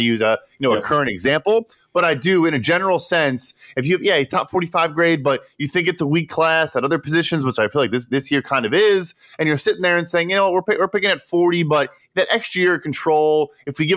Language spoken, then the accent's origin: English; Chicago, Illinois, United States; I'm from Chicago